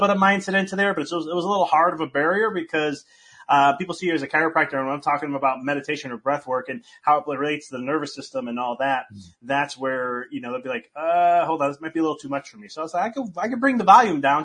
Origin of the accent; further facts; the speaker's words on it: United States; I'm from the United States